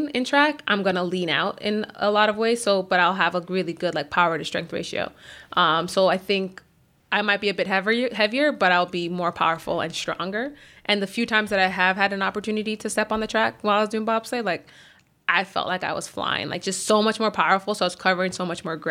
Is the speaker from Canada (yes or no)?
yes; Markham, Ontario, Canada; also born or lived in Scarborough, Ontario; I grew up in Markham